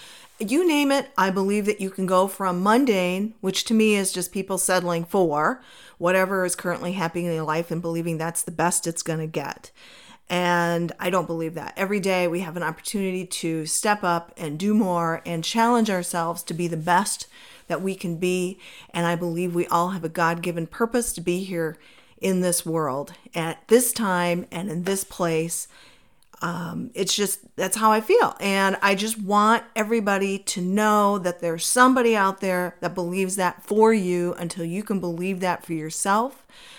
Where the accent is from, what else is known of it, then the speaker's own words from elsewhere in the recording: Minnesota, United States; moved away as an adult; now in Arizona, United States; I decided that I was going to move from my home state of Minnesota to Arizona.